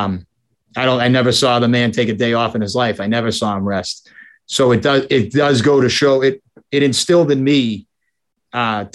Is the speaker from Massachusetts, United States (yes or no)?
yes; Boston, Massachusetts, United States; I was born in Boston. I grew up primarily single family household